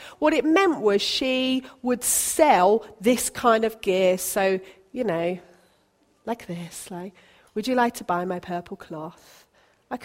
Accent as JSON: {"language": "English", "town": "Basingstoke", "region": "South East England", "country": "United Kingdom", "tie": "born or raised there", "also_born_or_lived": "Colwyn Bay / St. Neots / Bishop's Stortford", "lives_now": "Sutton, United Kingdom", "said": "so I was born in Colwyn Bay in Wales. I then spent most of my growing up in Basingstoke in Hampshire, and then we moved to St. Neots, and then we moved to Bishop Stortford, and then we moved here."}